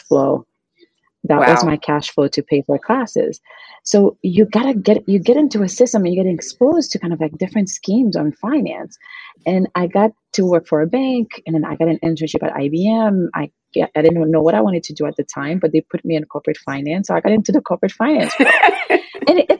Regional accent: Haiti; moved away as an adult; now in United States; I'm originally from Haiti. Mm. I was born and raised there.

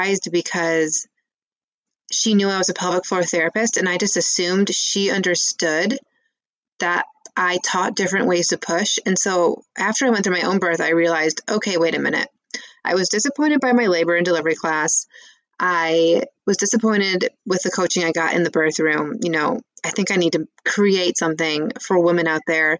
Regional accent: Michigan, United States; moved away as an adult; also born or lived in California / Colorado; So I am a Midwest girl. I'm from Michigan.

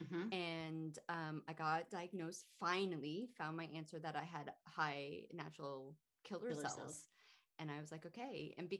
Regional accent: California, United States; moved away; And I kind of feel lucky because I'm originally from California.

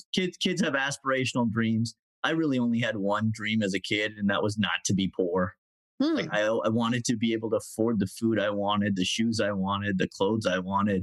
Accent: United States; also born or lived in London, England / South Florida / Southern California; born in London, England, but grew up in South Florida and Southern California

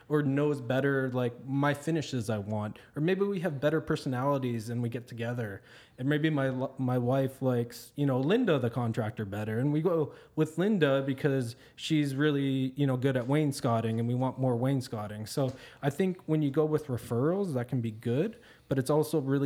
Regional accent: Windsor, Ontario, Canada; moved away as an adult; also born or lived in Toronto; I grew up in Windsor. And then I cut my teeth in Toronto in manufacturing

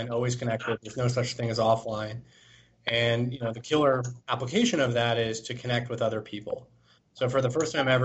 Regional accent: Toronto, Ontario, Canada; born and raised in Toronto

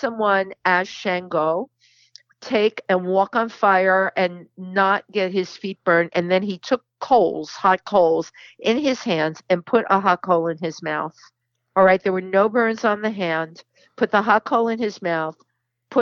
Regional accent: New York City, New York, United States; I was growing up in the Bronx

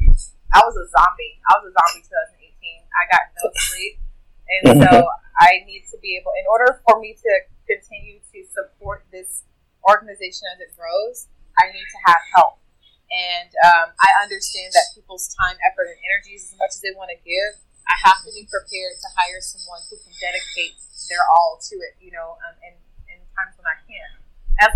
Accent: Jackson, Mississippi, United States; moved away; my hometown, Jackson, Mississippi

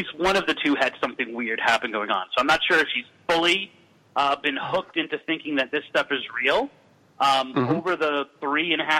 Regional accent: Massachusetts, United States; I am from Massachusetts

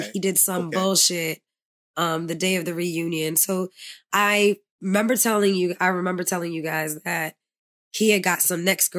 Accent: New York City, New York, United States; I'm from the Bronx.

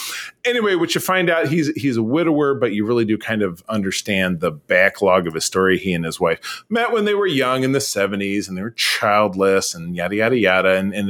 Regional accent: Hollis, New York, United States; growing up in Hollis, Queens, I was listening to soft rock because that was what was on the radio.

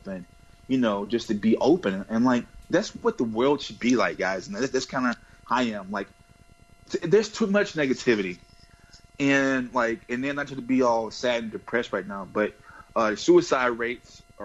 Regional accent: the South, United States; I'm from the South and my pronunciation is not the best

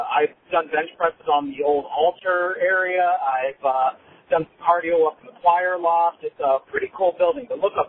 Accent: Barberton, Ohio, United States; now in North Carolina, United States; My hometown of Barberton, Ohio, has many more churches than they needed, and the population has declined by about a third in the past 20 or 30 years.

